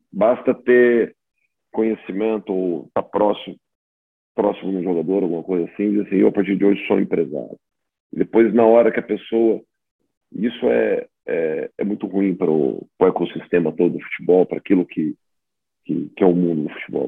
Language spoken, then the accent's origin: Portuguese; Brazil; moved away as an adult; now in Portugal; Eu, eu sou, sou brasileiro